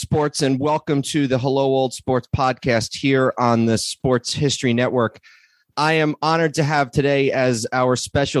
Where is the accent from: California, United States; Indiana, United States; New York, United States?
New York, United States; the New York area, United States; I grew up in the New York area